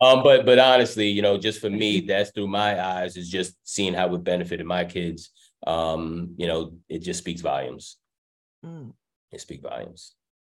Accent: New York, United States; moved away as an adult; If I may, for me, I came from New York, so when you all talking about the city buses

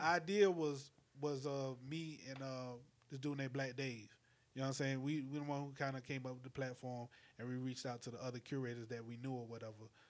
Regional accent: St. Matthews, South Carolina, United States; also born or lived in Orangeburg; I'm from Calhoun County, St. Matthews

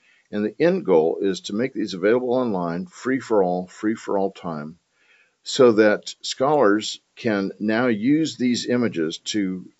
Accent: Newport Beach, California, United States; now in Texas, United States; I was 16 years old when I made a radical commitment to Christ. And I was growing up in Newport Beach, where I spent all my time body surfing.

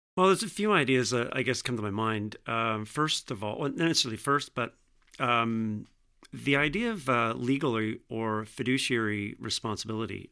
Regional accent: Vineland, Ontario, Canada; also born or lived in Jordan, Ontario; I grew up in Vineland, uh, ironically just down the street from the Vineland site

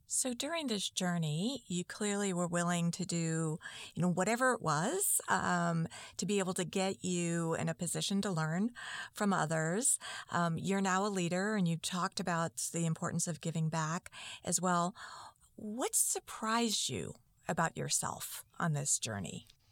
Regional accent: Lynn, Massachusetts, United States; I grew up in Lynn

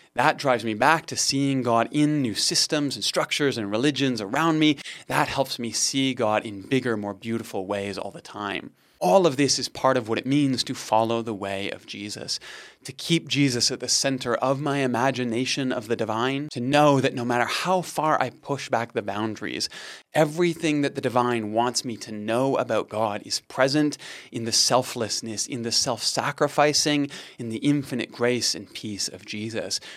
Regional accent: Canada; just being a Canadian, Christianity is the water in which we swim

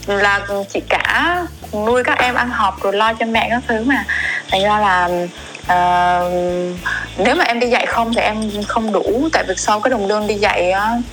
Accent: Đắk Lắk, Vietnam; now in Ho Chi Minh City, Vietnam; em em sinh ra lớn lên ở đắk lắk

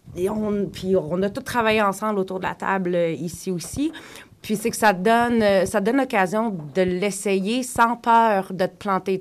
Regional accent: Quebec, Canada; first language French; now in Toronto, Canada; je viens du Québec, je suis francophone

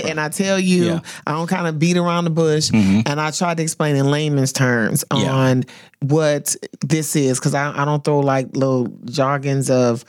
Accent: Flint, Michigan, United States; I'm from Flint, Michigan, and so General Motors is like really huge, right?

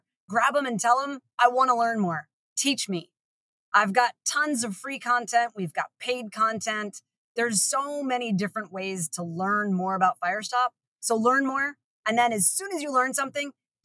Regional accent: Maine, United States; moved away; I'm from Maine originally

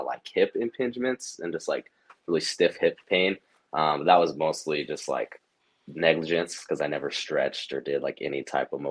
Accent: Cedar City, Utah, United States; also born or lived in Ogden area, Utah; now in Ogden, United States; I grew up in Southern Utah, a small town called Cedar City, but now I live in Northern Utah, just a little bit north of Salt Lake, kind of in the Ogden area.

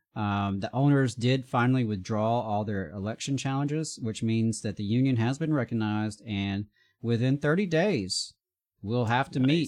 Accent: the South, United States; I'm just a straight white guy born and raised in the South

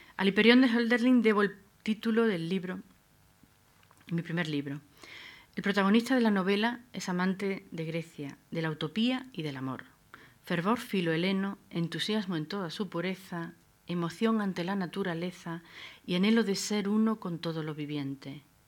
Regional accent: Adra, Andalusia, Spain; Abdera es mi tierra natal, una Almería desnuda, hecha de acantilado y desierto

